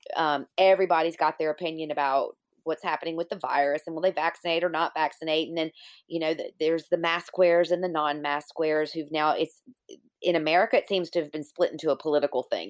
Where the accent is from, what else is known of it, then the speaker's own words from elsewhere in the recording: Virginia, United States; my hometown in Virginia